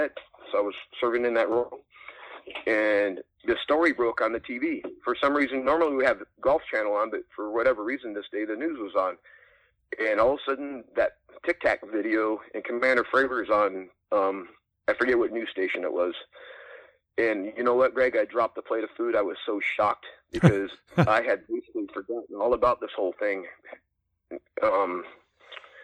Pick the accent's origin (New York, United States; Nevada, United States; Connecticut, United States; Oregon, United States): Oregon, United States; Cave Junction; also born or lived in Sacramento; I ended up back in my hometown in Cave Junction, Oregon